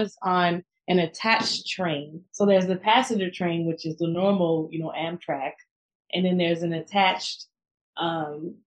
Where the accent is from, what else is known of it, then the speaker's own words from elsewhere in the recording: Miami, Florida, United States; moved away as an adult; also born or lived in Brooklyn, New York; now in New York, United States; I'm born and raised in Miami